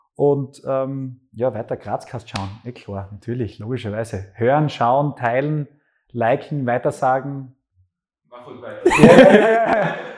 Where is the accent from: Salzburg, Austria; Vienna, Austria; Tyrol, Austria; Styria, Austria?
Styria, Austria; Graz; also born or lived in Wilfersdorf bei Gleisdorf; Ich bin in Graz geboren, habe dann Schule noch in Wilfersdorf bei Gleisdorf in Flöcking in dem Fall noch gemacht und die Volksschule. Und dann bin ich relativ schnell nach Graz gekommen